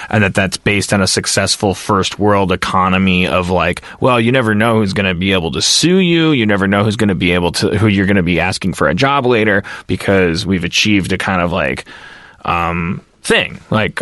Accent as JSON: {"language": "English", "region": "Midwest", "country": "United States", "tie": "born or raised there", "said": "I grew up in the Midwest"}